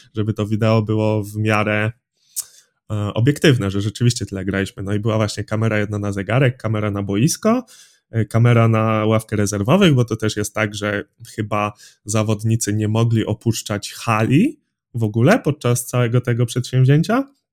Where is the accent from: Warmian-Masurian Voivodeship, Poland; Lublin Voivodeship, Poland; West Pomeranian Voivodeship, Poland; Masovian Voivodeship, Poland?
West Pomeranian Voivodeship, Poland; Drawsko Pomorskie; pochodzę z Drawska Pomorskiego, to jest mniej więcej środek województwa zachodniopomorskiego